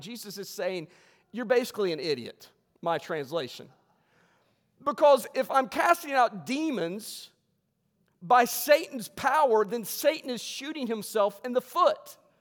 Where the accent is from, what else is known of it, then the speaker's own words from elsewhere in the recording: West Virginia, United States; I was raised in West Virginia